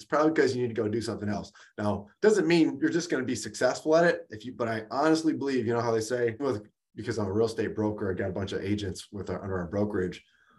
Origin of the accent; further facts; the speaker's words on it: Detroit, Michigan, United States; also born or lived in California; we grew up here rough in the Detroit area, in Detroit proper.